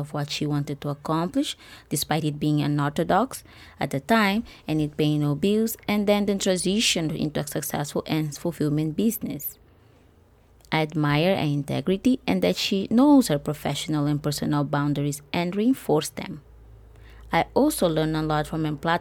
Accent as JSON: {"language": "English", "country": "Mozambique", "said": "my home country of Mozambique"}